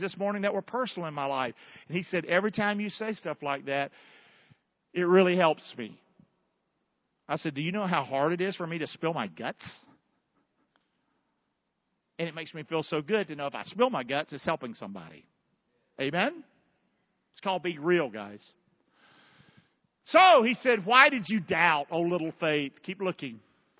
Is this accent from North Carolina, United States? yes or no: yes; Rockingham, North Carolina, United States; I was born in Rockingham, North Carolina.